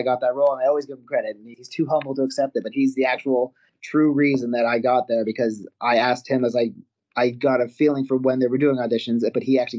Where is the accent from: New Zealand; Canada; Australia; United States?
Canada; moved away; I'm originally from Canada